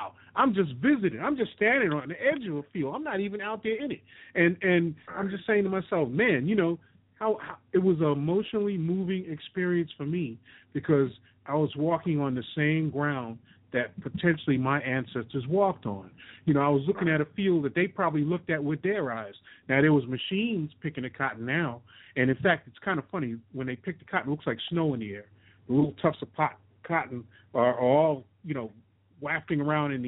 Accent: New York City, New York, United States; moved away as an adult; also born or lived in Queens / Mississippi; now in Louisiana, United States; I was born and raised in New York

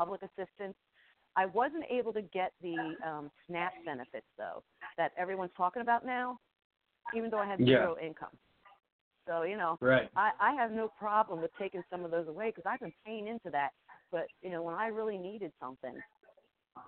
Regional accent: New Jersey, United States; I'm from Jersey

